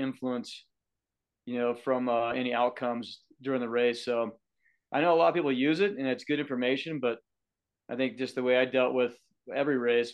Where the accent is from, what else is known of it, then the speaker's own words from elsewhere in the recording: the West, United States; growing up in the West here with Marco